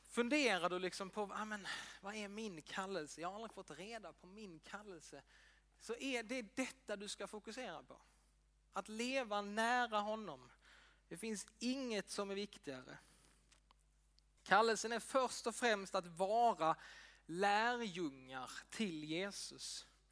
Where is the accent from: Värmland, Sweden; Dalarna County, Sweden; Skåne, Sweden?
Skåne, Sweden; Ängelholm; jag är uppväxt i EFS-kyrkan i Ängelholm